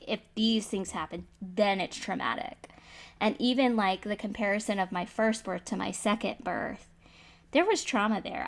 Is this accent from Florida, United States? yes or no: yes; Florida, United States; I'm from Florida